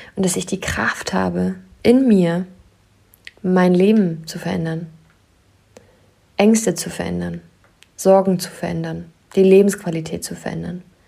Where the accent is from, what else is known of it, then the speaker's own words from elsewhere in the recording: near Wolfsburg, Lower Saxony, Germany; moved away; Ich komme aus der Nähe von Wolfsburg.